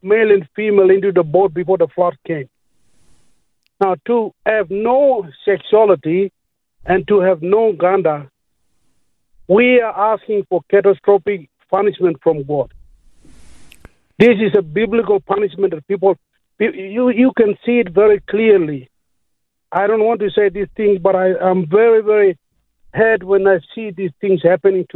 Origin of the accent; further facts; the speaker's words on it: Papua New Guinea; now in Moranbah, Australia; I'm originally from Papua New Guinea